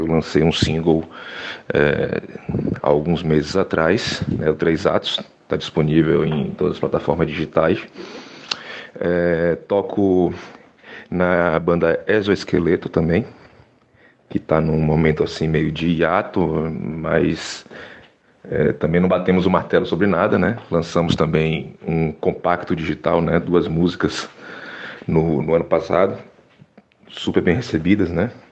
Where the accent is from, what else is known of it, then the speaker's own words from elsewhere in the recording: Salvador, Bahia, Brazil; que nasci na Gamboa de Cima, me criei na Gamboa de Cima